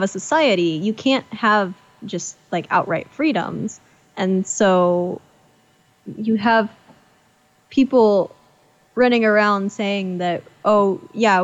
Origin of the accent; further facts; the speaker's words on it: United States; we're American